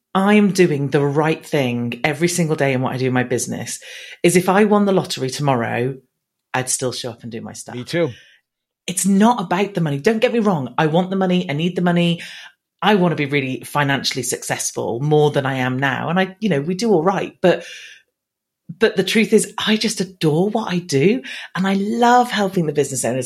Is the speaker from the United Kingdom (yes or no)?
yes; England, United Kingdom; accent: English; I've been here my whole life, so I should hopefully sound as English as they come.